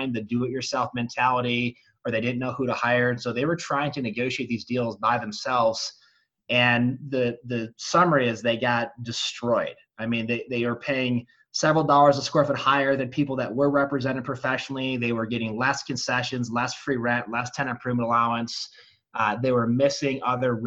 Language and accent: English; Charlevoix, Michigan, United States; moved away as an adult; now in Colorado, United States; I grew up in northern Michigan in a little resort town called Charlevoix.